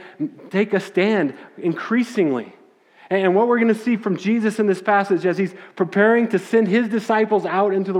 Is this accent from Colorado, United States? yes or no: yes; Littleton, Colorado, United States; growing up in Littleton, Colorado